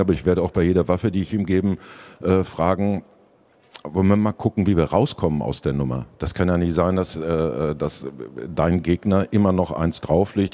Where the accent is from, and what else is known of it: Dortmund, North Rhine-Westphalia, Germany